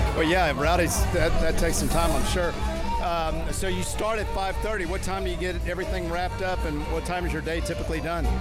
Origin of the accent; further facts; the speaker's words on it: Houston, Texas, United States; I'm from Houston